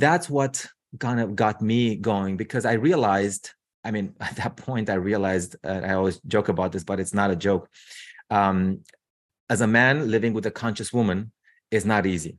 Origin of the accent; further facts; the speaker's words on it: Romania; moved away as an adult; also born or lived in United States; now in Seattle, United States; I'm originally from Romania. So I moved to the U S, um, gosh, what, twen-, twenty years ago.